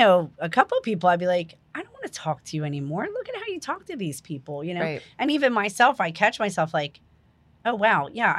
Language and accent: English; New Jersey, United States; moved away; I come from New Jersey. It's like a far off land. I'm originally from New Jersey.